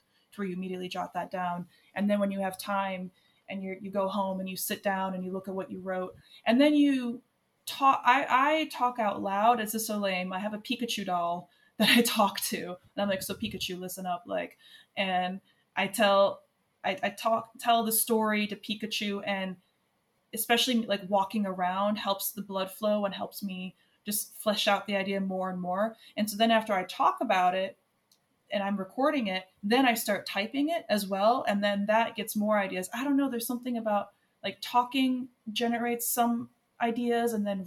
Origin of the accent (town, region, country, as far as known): United States; now in Ireland